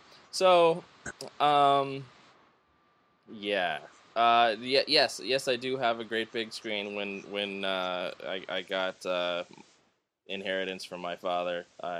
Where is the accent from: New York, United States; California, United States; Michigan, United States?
California, United States; San Diego; also born or lived in Ocean Beach, San Diego; I grew up in North Park and then moved to OB.